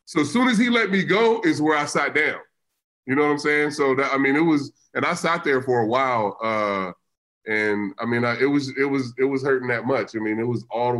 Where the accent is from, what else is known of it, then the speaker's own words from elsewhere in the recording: California, United States; I grew up in California, in inner city